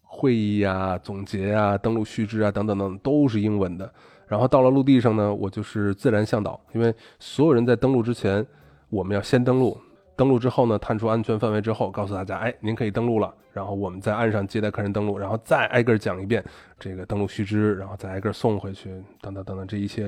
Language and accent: Chinese; China; moved away as an adult; now in Argentina; 咱国内吃晚饭不得五点六点嘛